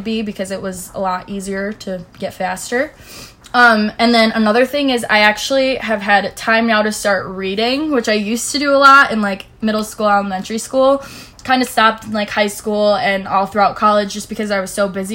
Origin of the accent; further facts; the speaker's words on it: Chicago, Illinois, United States; I'm from Chicago